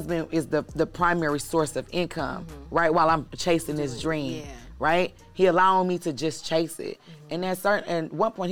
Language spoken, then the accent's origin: English; Midwest, United States; also born or lived in New York; now in Atlanta, United States; I'm from the Midwest, but I could have easily been born in the South